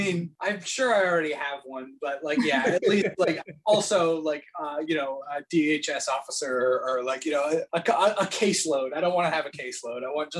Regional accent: New York, United States; I'm a New Yorker, just like you guys.

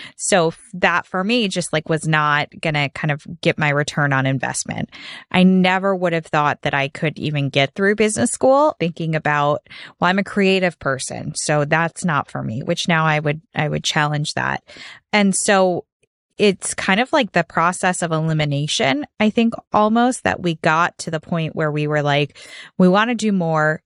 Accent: Chicago, Illinois, United States; moved away as an adult; also born or lived in Washington, D.C.; I'm from Chicago

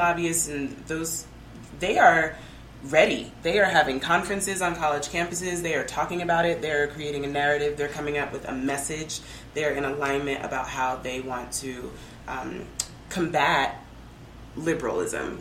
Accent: Denver, Colorado, United States; also born or lived in New Mexico; now in Albuquerque, United States; I'm originally from Denver, now living in New Mexico

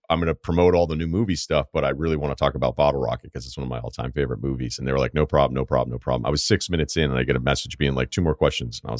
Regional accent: Denver, Colorado, United States; The first year was online because of COVID, so I stayed in my hometown of Denver.

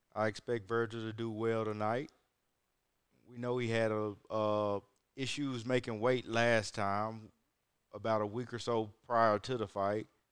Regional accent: Huntsville, Alabama, United States; I'm from the top of the bottom. North Alabama. Near Huntsville, Alabama, that is.

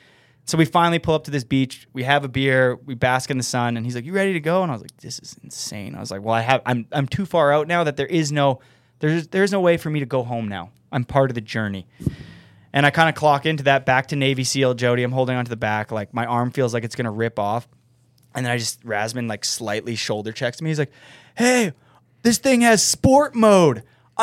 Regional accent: Winnipeg, Manitoba, Canada; I'm from Winnipeg

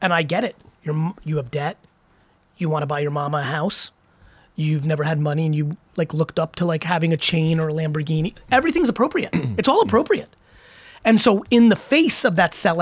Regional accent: Edison, New Jersey, United States; also born or lived in Queens, New York / Belarus; I grew up in Queens and then Edison, New Jersey

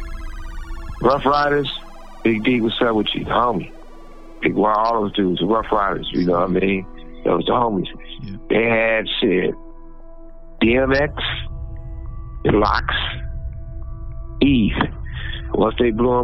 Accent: West Coast, United States; I'm born and raised on the West Coast

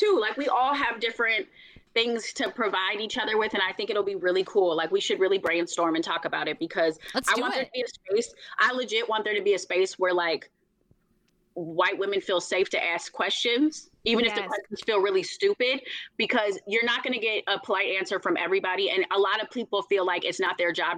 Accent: Minneapolis, Minnesota, United States; from North Minneapolis, nobody cared that I considered myself Black

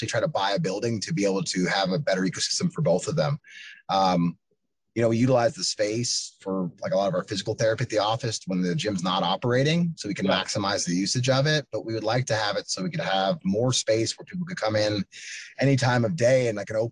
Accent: Pennsylvania, United States; moved away as an adult; also born or lived in Chicago; now in Chattanooga, United States; from Pennsylvania, but live in Tennessee now, in Chattanooga, Tennessee

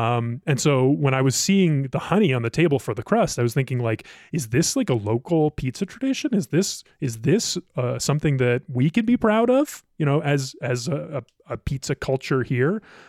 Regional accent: Ohio, United States; now in Colorado, United States; I grew up in Ohio. I had never seen honey on the table for dressing the crust until moving here to Colorado.

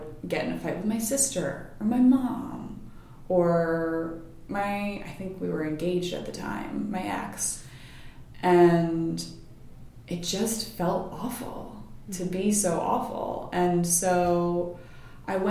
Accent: Massachusetts, United States; also born or lived in Rhode Island; I grew up mostly in Massachusetts. We moved a little bit when I was younger, but just in New England. I was in Rhode Island for about 8 years with my family, too

